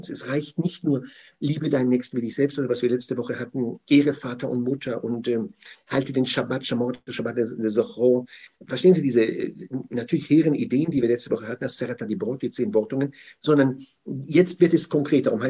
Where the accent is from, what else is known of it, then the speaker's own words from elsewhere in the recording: Germany; Ich meine, ich bin ja hier zu Hause. Ich bin Deutscher und Israel. Ich habe zwei Zuhauses. Daher bin ich hier zu Hause und in Israel.